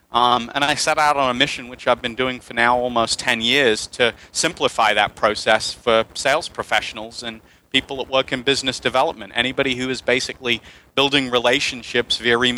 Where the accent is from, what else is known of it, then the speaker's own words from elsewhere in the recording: England, United Kingdom; also born or lived in United States; now in Panama; Uh, I am English, but I've lived in the States for half my life, and now I'm in Latin America, Panama, so you might hear me blurt out some Spanglish here as well.